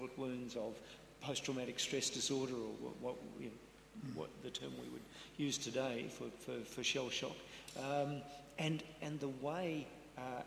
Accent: Western Australia, Australia; My home state

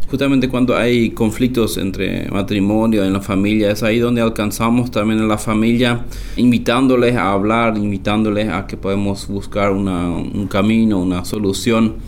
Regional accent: Loma Plata, Boquerón, Paraguay; crecí acá en la colonia hacia una aldea, eh, aunque todo prácticamente es aldea por acá, aunque la ciudad de Loma Plata

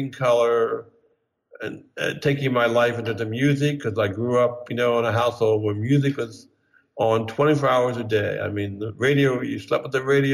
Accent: Bryn Mawr, Pennsylvania, United States; moved away as an adult; also born or lived in New York; I grew up in Bryn Mawr, sort of wealthy neighborhood outside of Philadelphia, the Main Line

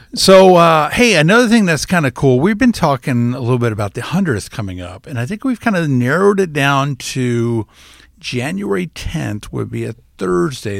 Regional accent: South Florida, United States; now in Iowa, United States; growing up in South Florida

